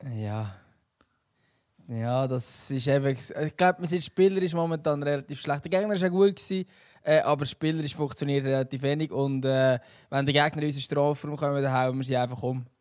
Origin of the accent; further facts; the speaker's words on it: Switzerland; wir Schweizer